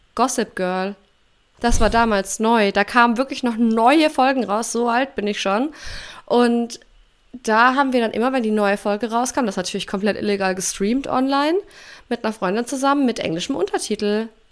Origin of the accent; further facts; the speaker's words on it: Germany; moved away as an adult; für mich dann als Deutsche nach Kanada zu ziehen